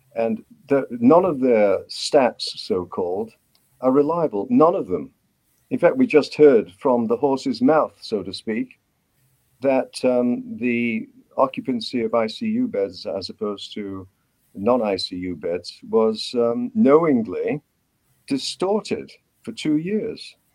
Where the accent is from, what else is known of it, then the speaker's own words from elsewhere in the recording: United Kingdom; accent: British; moved away as an adult; also born or lived in Cambridge, United Kingdom / Vancouver, Canada; now in Canada; my accent gives me away. Um, I'm a graduate of medicine from Cambridge University in Britain. I came to Canada in 1970.